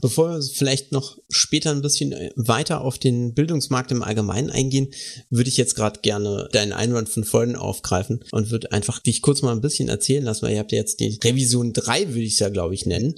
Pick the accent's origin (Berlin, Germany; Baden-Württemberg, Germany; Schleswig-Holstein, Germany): Baden-Württemberg, Germany; bei uns im Süden ist das nicht so verbreitet. Tatsächlich, also äh, bin Bundesland Baden-Württemberg